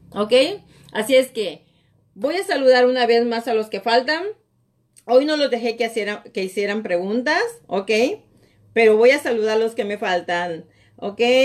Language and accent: Spanish; Mexico; moved away as an adult; now in United States; Yo soy latina, yo tengo acento y todo